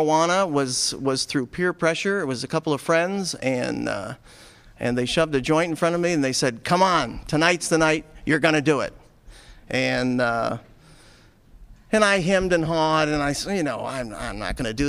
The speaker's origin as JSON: {"language": "English", "town": "Buffalo", "region": "New York", "country": "United States", "tie": "born or raised there", "said": "I was born in Buffalo"}